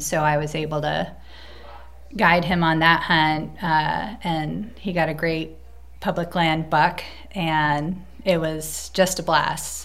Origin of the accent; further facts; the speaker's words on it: Cape Cod, Massachusetts, United States; moved away as an adult; also born or lived in New York City / Colorado; I'm originally from New England, from Cape Cod, and uh, I grew up fishing, clamming, camping uh, with my family all over New England